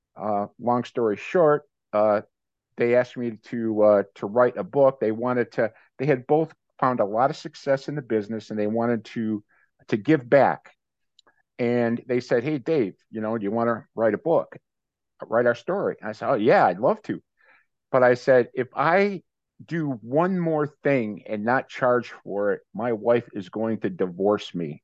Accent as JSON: {"language": "English", "town": "Maple Heights", "region": "Ohio", "country": "United States", "tie": "born or raised there", "also_born_or_lived": "Cleveland, Ohio", "moved": "as an adult", "lives_now": "Tampa Bay, United States", "said": "was born in Cleveland and grew up in a suburb of Cleveland, uh, Maple Heights."}